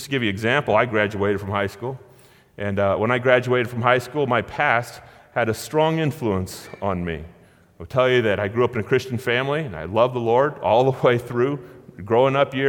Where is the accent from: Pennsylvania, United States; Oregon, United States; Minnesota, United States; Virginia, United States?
Oregon, United States; Gold Beach; Born and raised in Gold Beach, Oregon